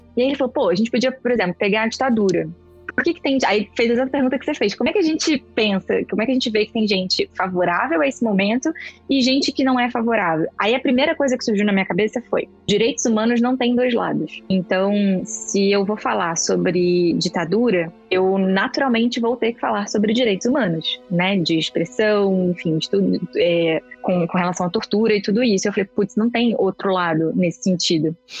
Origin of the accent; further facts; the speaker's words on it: Rio de Janeiro, Brazil; moved away as an adult; now in São Paulo, Brazil; Eu sou do Rio